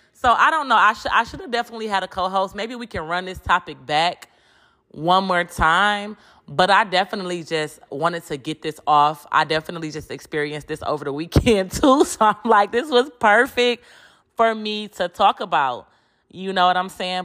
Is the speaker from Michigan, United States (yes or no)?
yes; Detroit, Michigan, United States; moved away as an adult; now in Houston, United States; I'm from Detroit, but I live in Houston